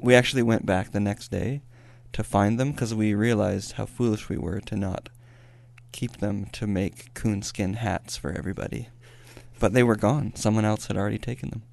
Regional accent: Welling, Alberta, Canada; moved away; also born or lived in Raymond, Alberta; I was lived my entire life in Welling, Alberta, which is just outside of Raymond. I grew up in one house about two miles away from a farm that my dad worked on

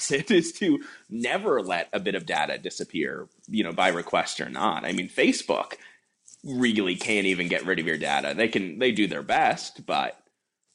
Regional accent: Canada; as a Canadian citizen

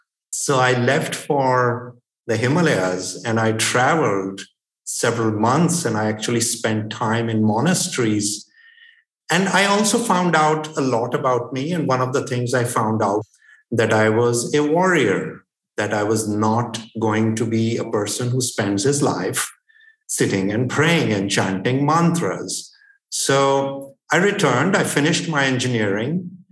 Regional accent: Limassol, Limassol District, Cyprus; also born or lived in India; So the second best thing was I came back to my hometown of Limassol. And I don't think I enjoyed being in Cyprus as much as I did during the pandemic.

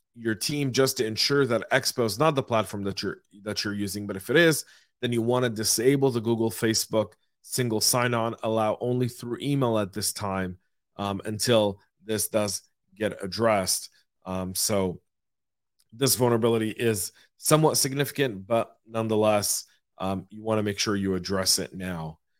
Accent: Atlanta, Georgia, United States; my hometown of Atlanta, Georgia

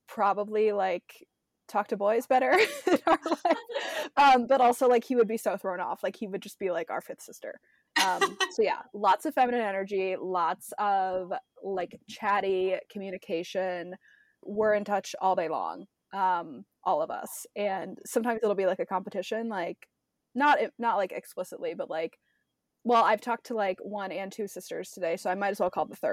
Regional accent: Ohio, United States; moved away as an adult; also born or lived in San Francisco, California; now in Nashville, United States; I grew up in Ohio and I lived there for 22 years

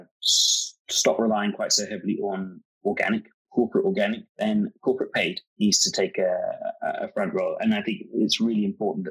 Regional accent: London, United Kingdom; now in Atlanta, United States; I'm from London, but I'm based in Atlanta

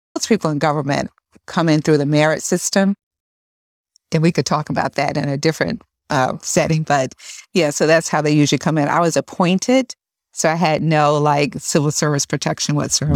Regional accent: Albany, New York, United States; also born or lived in Northern Virginia; I grew up in Albany, left, you know, shortly after college, moved down to the Northern Virginia area with my husband

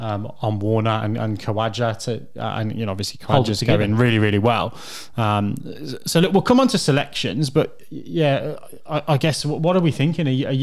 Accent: England, United Kingdom; as an Englishman

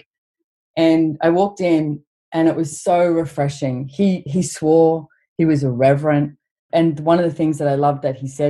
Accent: Australia; growing up in Australia, we have, you know, a big country with not many people

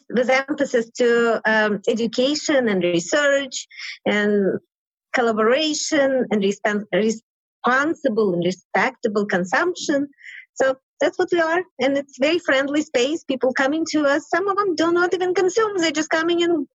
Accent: Ukraine; moved away as an adult; now in Denver, United States; I'm from Ukraine. Came here in 1990.

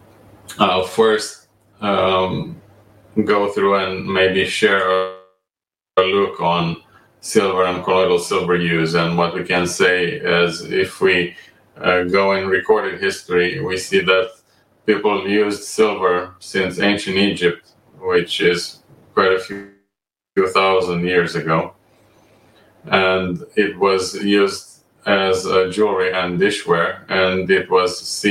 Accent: Romania; moved away as an adult; also born or lived in Amsterdam, Netherlands; I was born and raised in Romania, and I graduated

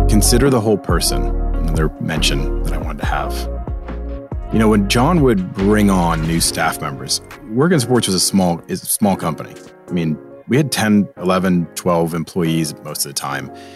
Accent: Boston, Massachusetts, United States; moved away; I have this East Coast attitude. I'm from Boston

